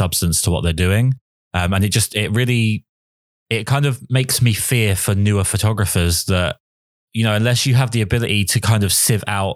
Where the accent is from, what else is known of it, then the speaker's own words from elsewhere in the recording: England, United Kingdom; I'm obviously English